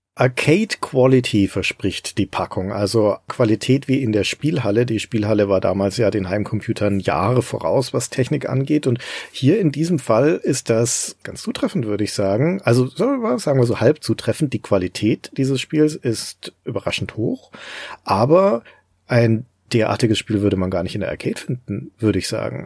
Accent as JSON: {"language": "German", "country": "Germany", "said": "hier bei uns in Deutschland"}